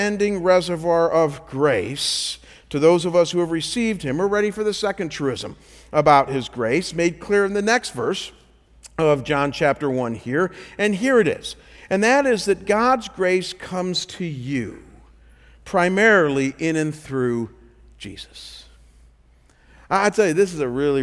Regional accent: Cleveland, Ohio, United States; I come from Cleveland, so we're not too far from Niagara Falls

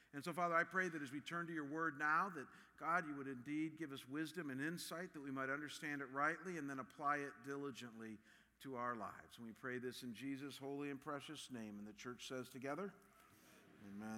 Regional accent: Cleveland, Ohio, United States; my hometown of Cleveland

